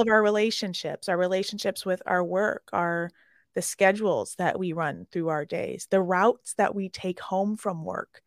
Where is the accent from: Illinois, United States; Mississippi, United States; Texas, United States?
Illinois, United States; Chicago; I'm from Chicago